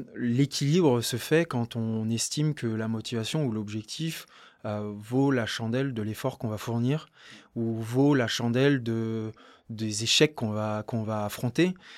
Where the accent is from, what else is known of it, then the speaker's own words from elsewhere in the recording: Courchevel, Auvergne-Rhône-Alpes, France; also born or lived in Lake Annecy / Albertville; J'ai grandi entre Courchevel et le lac d'Annecy